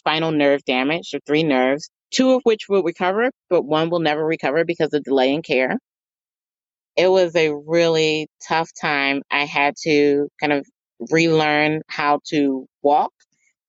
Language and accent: English; Philadelphia, Pennsylvania, United States; I am from Philadelphia, and our food of choice are either hoagies or cheesesteaks